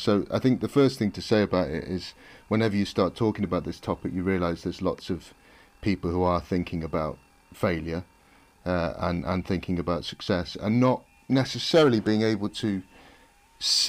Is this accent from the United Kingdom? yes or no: yes; Nottingham, East Midlands, United Kingdom; moved away as an adult; I'm from a Ruffs comprehensive school in Nottingham